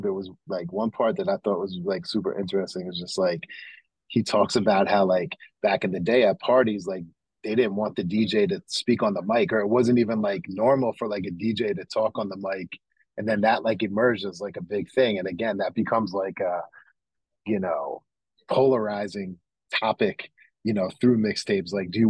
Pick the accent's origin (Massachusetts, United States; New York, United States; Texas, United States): New York, United States; also born or lived in Oakland, California; But as a music fan and a hip-hop fan growing up in New York, and as someone actually who was born in Oakland myself and has family from California